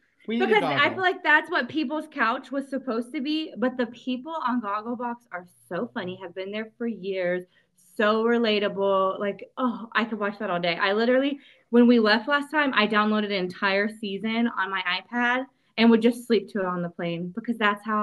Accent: Liverpool, North West England, United Kingdom; I'm from Liverpool.

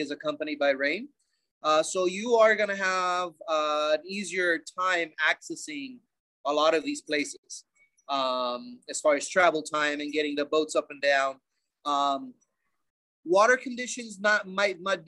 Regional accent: Bolivia; growing up in Bolivia is, as any other South American third world country, it's unique

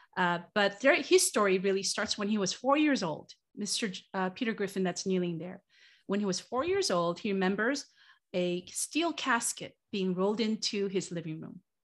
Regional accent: South Korea; now in United States; I was born in Korea after the Korean War

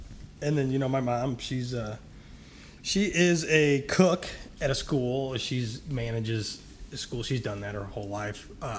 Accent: St. Louis, Missouri, United States; I was born and raised in St. Louis. Was a descendant of Ferguson, Berkeley, Missouri.

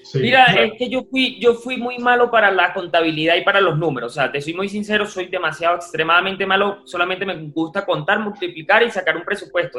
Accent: Guarenas, Miranda, Venezuela; moved away as an adult; now in Bogotá, Colombia; En Venezuela vivía en Las Clavellinas, o sea, en Guarena, en un sector urbano bastante complejo.

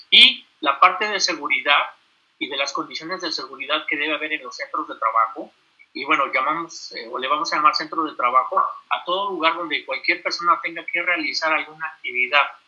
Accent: Mexico; nosotros como mexicanos, hablando de todos los que vivimos aquí en este país

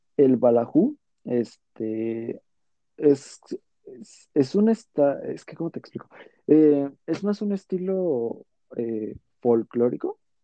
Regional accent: Mexico

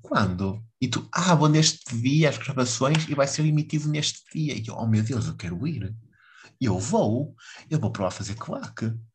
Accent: Vila do Conde, Norte, Portugal; aqui de onde eu sou, que é Vilar do Pinheiro

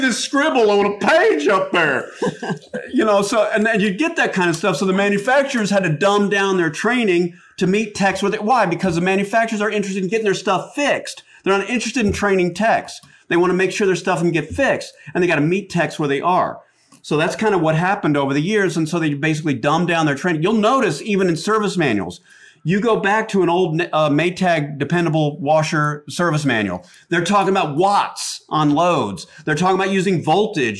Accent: Atlanta, Georgia, United States; accent: Southern; I grew up in Atlanta

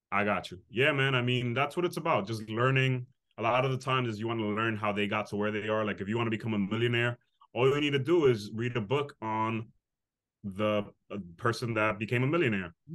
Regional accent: New York City, New York, United States; I grew up in the Bronx, the inner city

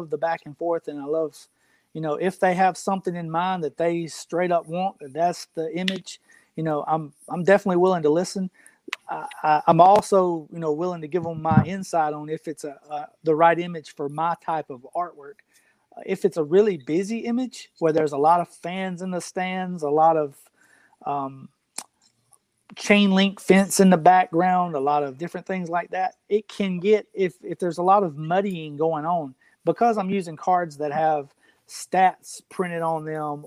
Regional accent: Tupelo, Mississippi, United States; I was born in Tupelo, which is Elvis's hometown. So, that's what our hometown's known for

